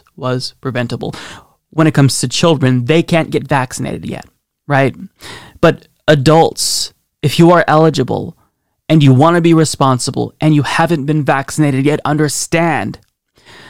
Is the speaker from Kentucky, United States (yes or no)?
no; Oregon, United States; in my home state of Oregon